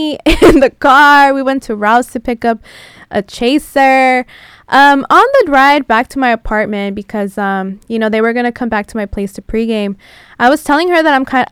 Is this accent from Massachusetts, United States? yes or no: no; San Diego, California, United States; now in Los Angeles, United States; I am a transplant, I'm originally from San Diego